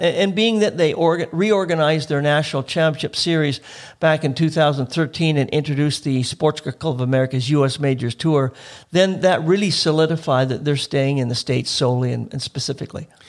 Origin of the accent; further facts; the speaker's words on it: Oak Bay, British Columbia, Canada; I grew up in Oak Bay